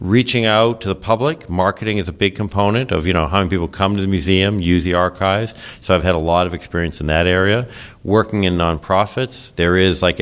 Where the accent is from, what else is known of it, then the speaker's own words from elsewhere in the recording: New England, United States; I was born and brought up in the New England area